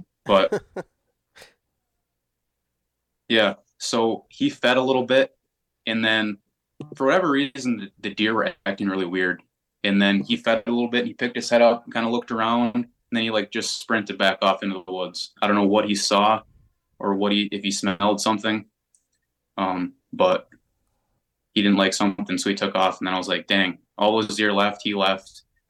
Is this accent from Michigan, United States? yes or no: no; Wisconsin, United States; And I was brought up in Wisconsin to not pass up an opportunity.